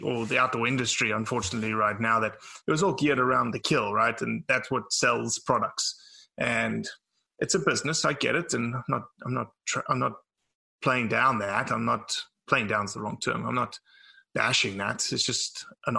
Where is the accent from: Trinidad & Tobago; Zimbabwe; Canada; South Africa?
South Africa; now in Mississippi, United States; born and raised in South Africa